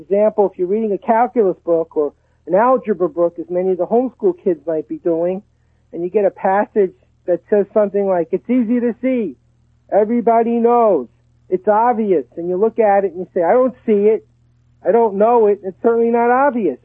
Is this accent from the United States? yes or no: yes; Brooklyn, New York, United States; now in Texas, United States; I grew up in Brooklyn and we pronounce it dog. I live in Texas now